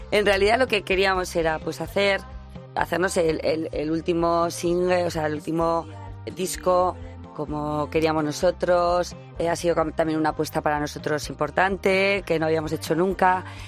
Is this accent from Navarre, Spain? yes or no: yes; Lodosa, Navarre, Spain; yo soy de Lodosa